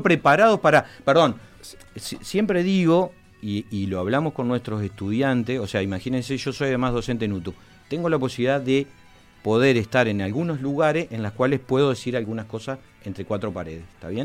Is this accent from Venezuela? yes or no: no; Montevideo, Uruguay; also born or lived in Fray Bentos, Uruguay; soy montevideano, muy montevideano de Jacinto Vera, pero mis papás son de Fray eh, y, estuve viviendo en Fray mucho tiempo